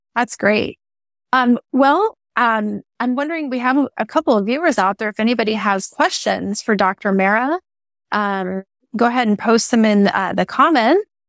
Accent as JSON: {"language": "English", "region": "Hawaii", "country": "United States", "tie": "born or raised there", "moved": "yes", "lives_now": "Oregon, United States", "said": "I grew up in Hawaii"}